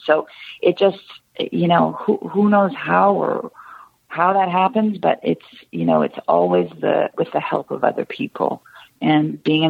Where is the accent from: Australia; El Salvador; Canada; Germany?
Canada; But as a Canadian, there's an extra obstacle in literally having papers